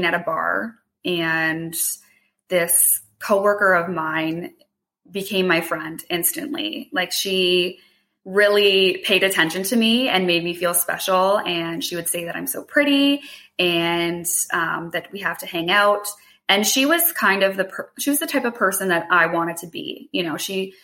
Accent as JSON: {"language": "English", "town": "Hamilton", "region": "Ontario", "country": "Canada", "tie": "born or raised there", "said": "I grew up in Hamilton. So I live like right around the corner from my childhood home"}